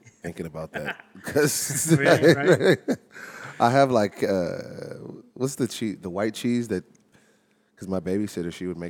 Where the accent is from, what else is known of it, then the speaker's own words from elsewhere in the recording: Houston, Texas, United States; I'm from Houston and Nigerian.